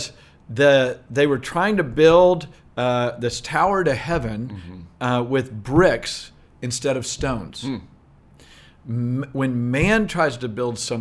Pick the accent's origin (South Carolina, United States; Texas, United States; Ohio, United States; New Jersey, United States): Texas, United States; Southeast; I grew up in Southeast Texas